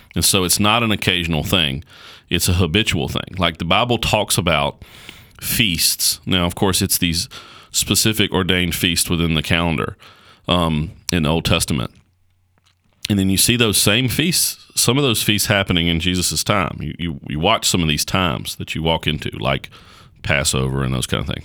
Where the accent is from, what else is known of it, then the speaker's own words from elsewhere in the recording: United States; as an American